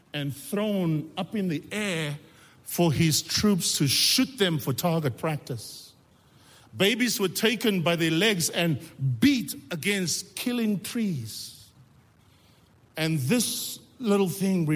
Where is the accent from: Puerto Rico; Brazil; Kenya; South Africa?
South Africa; moved away as an adult; now in Canada; you from South Africa? I says, yeah